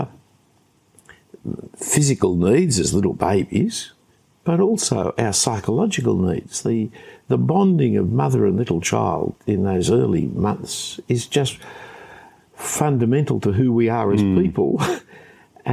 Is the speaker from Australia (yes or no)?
yes; Sydney, New South Wales, Australia; when I grew up here in Australia, in Sydney